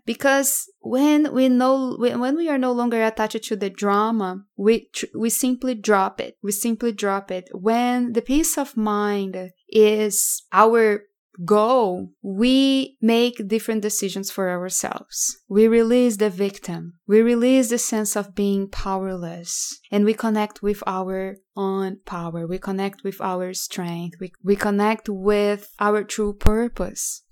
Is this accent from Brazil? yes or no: yes; Brazil; moved away as an adult; now in United States; I grew up in Brazil and I moved to United States around five years ago